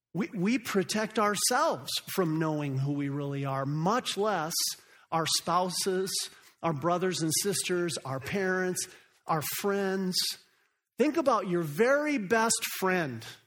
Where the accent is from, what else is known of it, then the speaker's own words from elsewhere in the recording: Phoenix, Arizona, United States; moved away as an adult; also born or lived in Africa; I grew up right here in Phoenix, Arizona